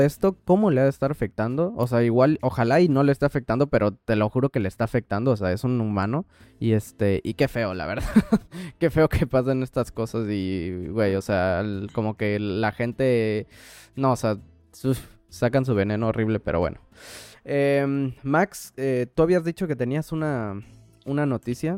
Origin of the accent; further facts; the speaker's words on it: Mexico; moved away as an adult; now in New York, United States; hasta siendo mexicano